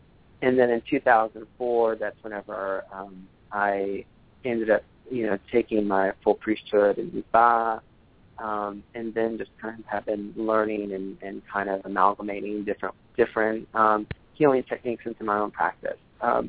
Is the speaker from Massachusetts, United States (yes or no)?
no; Dallas, Texas, United States; And where I come from, excuse me, I'm a Southern boy. I was born and raised in Dallas, and I grew up in a couple of different tarot houses, like some in Dallas.